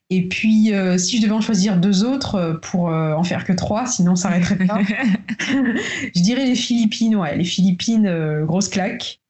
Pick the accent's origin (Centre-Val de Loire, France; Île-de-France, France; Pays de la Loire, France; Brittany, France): Île-de-France, France; Paris; moved away as an adult; also born or lived in Tours; now in Guadeloupe; je vis en Guadeloupe depuis 6 mois. Euh, j'ai toujours vécu sinon à Paris, entre Tours et Paris